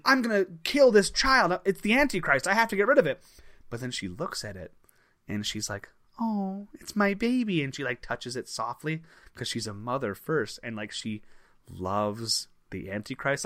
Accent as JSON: {"language": "English", "town": "Crystal Lake", "region": "Illinois", "country": "United States", "tie": "born or raised there", "said": "you and I grew up in a town called Crystal Lake."}